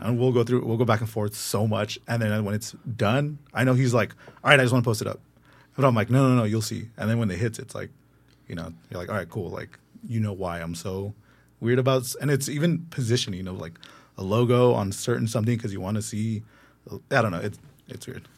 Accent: Los Angeles, California, United States; I'm born and raised in the Valley

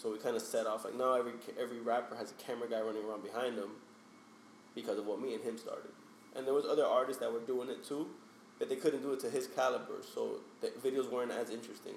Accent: Hialeah, Florida, United States; I'm from Hialeah, Florida. Hialeah is the outskirts of Miami. Um, born and raised there.

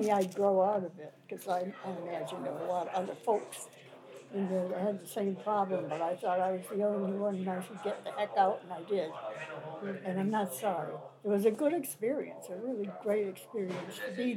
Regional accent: Russell, Massachusetts, United States; also born or lived in Colebrook, New Hampshire; I was born in Colebrook, New Hampshire, but raised in Russell

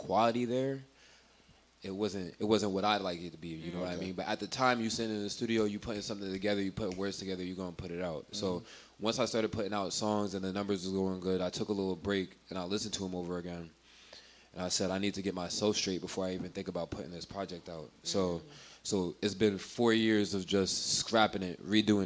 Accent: Jersey City, New Jersey, United States; I'm from Jersey City, New Jersey, born and raised.

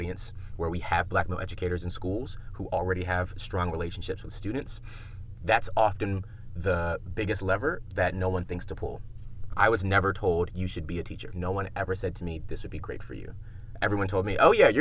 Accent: Prince George's County, Maryland, United States; I grew up in Prince George's County, right outside of DC.

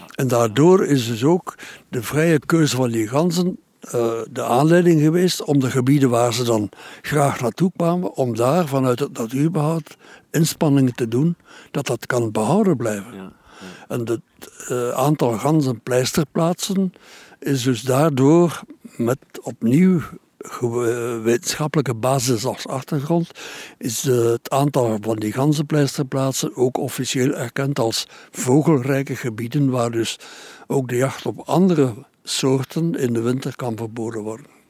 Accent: Bruges, Flanders, Belgium; bij ons in Brugge en in Oostende

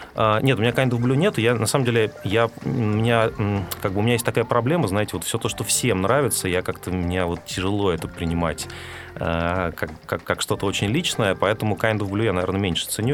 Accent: Siberia, Russia; moved away as an adult; now in Moscow, Russia; я, я рос с подростком в Сибири

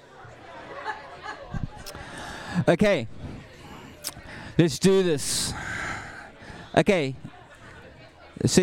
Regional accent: South Africa; I'm South African.

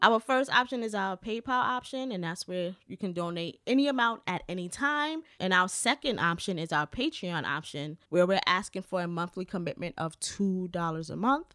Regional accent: New York, United States; I'm from New York, so I say decor

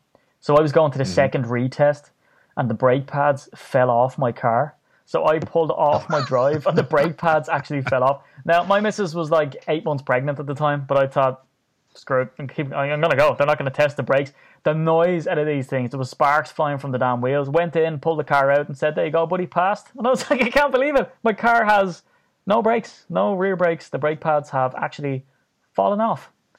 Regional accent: Ireland; Yeah, I'm Irish.

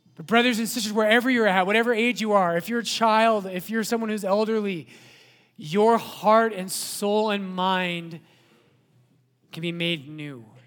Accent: Littleton, United States; I was born in Littleton, right?

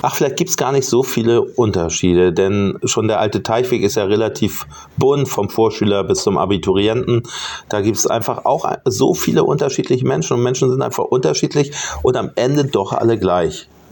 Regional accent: Hamburg, Germany; als Hamburger

